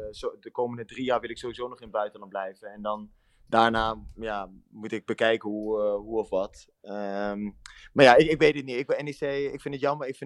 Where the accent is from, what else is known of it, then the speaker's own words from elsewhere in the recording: Netherlands; moved away as an adult; Nou, ik ben nu ongeveer, wat is het, bijna negen jaar ben ik uit Nederland. voetbal ik in het buitenland dus.